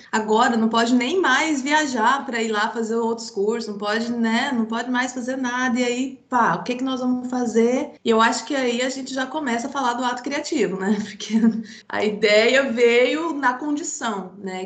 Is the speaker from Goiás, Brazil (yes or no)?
yes; Goiás, Brazil; also born or lived in Jataí; Eu, eu sou do interior do estado de Goiás, da cidade, cidade de Goiás